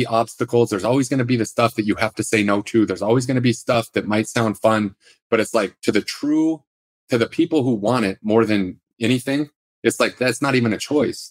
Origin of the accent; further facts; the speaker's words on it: Salt Lake City, Utah, United States; I grew up in Salt Lake City